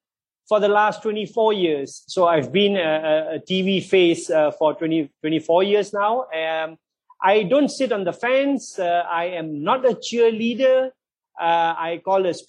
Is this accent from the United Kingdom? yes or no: no; Johor, Malaysia; I was born and brought up in Johor in Malaysia.